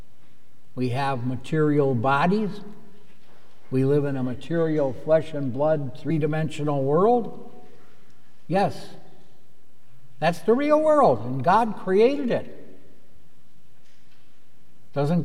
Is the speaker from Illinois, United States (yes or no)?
yes; Tinley Park, Illinois, United States; we're all from Tinley Park